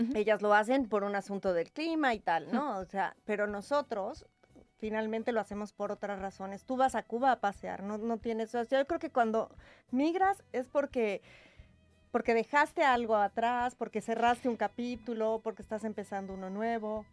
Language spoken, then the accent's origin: Spanish; Mexico; now in Spain; Mi papá era español y emigró a México